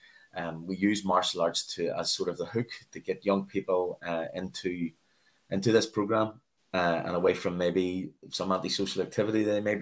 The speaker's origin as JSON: {"language": "English", "town": "Belfast", "region": "Northern Ireland", "country": "United Kingdom", "tie": "born or raised there", "said": "I was born in Belfast in Northern Ireland, north of Ireland. I grew up in what was termed as the Troubles here"}